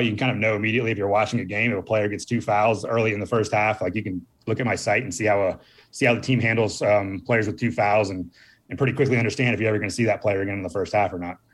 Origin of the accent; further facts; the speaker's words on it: Northern Virginia, United States; I grew up on the East Coast, uh, uh, Northern Virginia